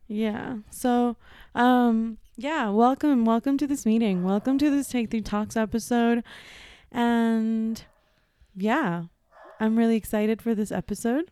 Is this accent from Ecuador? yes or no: yes; Ecuador; moved away; also born or lived in New York; I was born and raised in Ecuador